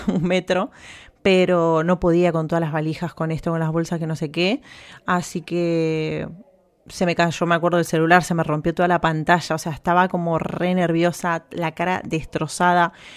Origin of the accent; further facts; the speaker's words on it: Argentina; moved away as an adult; now in Spain; en mi país de donde vengo